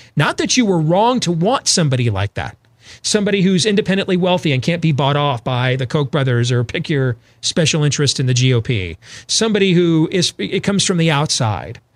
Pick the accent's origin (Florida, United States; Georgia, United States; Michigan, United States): Michigan, United States; Grand Rapids; I grew up there in Grand Rapids, Michigan